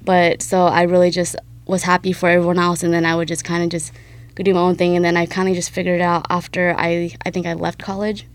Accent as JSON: {"language": "English", "town": "Dakota City", "region": "Nebraska", "country": "United States", "tie": "born or raised there", "said": "to be technical, I'm from Dakota City. I just went to South City High School"}